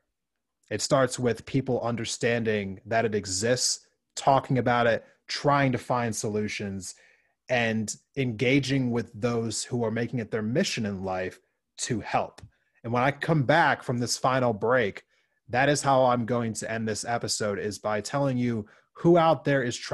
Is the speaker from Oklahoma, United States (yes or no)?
no; Montana, United States; my home state of Montana